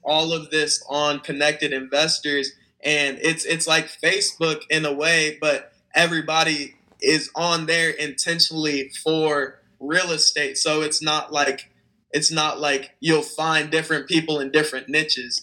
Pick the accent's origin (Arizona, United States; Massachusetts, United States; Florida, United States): Arizona, United States; Phoenix; I'm 19 from Phoenix, Arizona